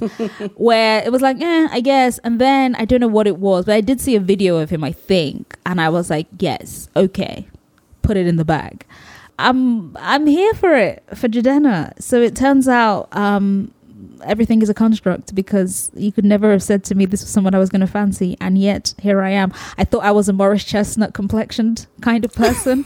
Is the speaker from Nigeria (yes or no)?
yes; Nigeria; as a Nigerian